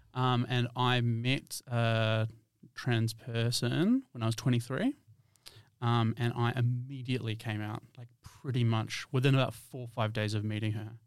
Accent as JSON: {"language": "English", "country": "New Zealand", "moved": "as an adult", "lives_now": "Perth, Australia", "said": "I'm from New Zealand."}